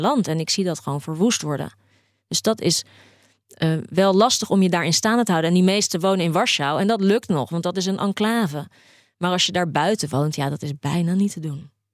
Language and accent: Dutch; Poland; moved away; Maar dit is niet mijn Polen. Waar ik vandaan kom, waren de zomers altijd warm.